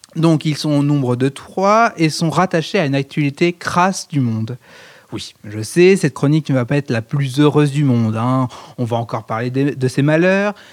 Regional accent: France; on est français

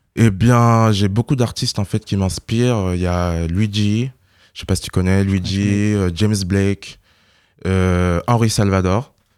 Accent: Burkina Faso; moved away; je viens du Burkina Faso

